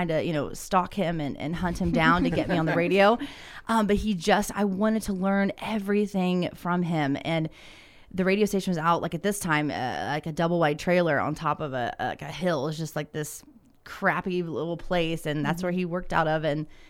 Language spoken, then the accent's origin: English; Ohio, United States; growing up in Southern Ohio, I said, you ain't going to go do that. I was a hillbilly.